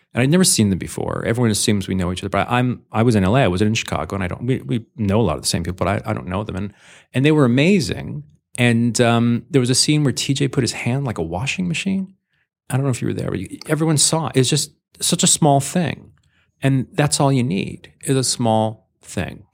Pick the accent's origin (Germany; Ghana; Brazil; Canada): Canada; moved away; also born or lived in Los Angeles, United States; I'm a Canadian Jew